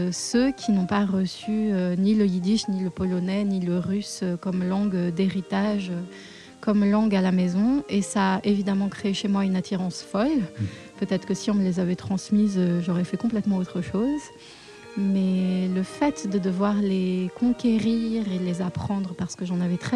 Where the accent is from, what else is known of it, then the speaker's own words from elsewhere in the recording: Paris, Île-de-France, France; Oui, alors je suis née à Paris, une vraie Parisienne qui continue d'y vivre.